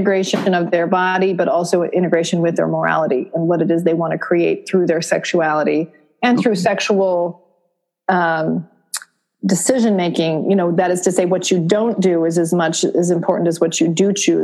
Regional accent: Vermont, United States; I grew up in Vermont, so wicked was, you know, just the basic word

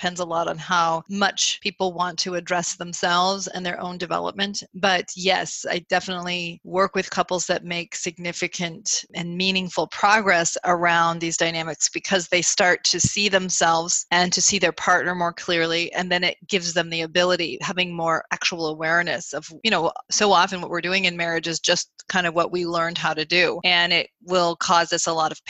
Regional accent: Burlington, Vermont, United States; moved away as an adult; also born or lived in New England; now in Chicago, United States; I grew up in Burlington, Vermont

